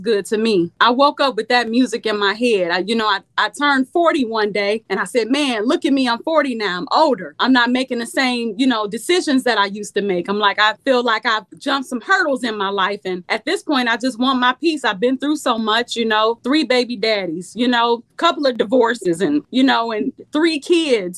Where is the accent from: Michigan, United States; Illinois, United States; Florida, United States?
Illinois, United States; Chicago; now in Ohio, United States; I was born and raised in Chicago. I live in Ohio